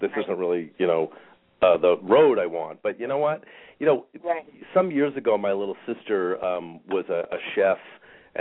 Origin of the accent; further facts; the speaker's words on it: New York, United States; I'm in a New Yorker.